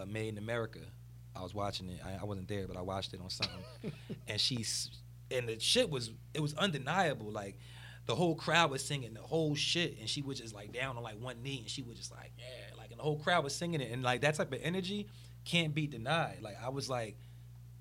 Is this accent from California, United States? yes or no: no; New Jersey, United States; I'm from South Jersey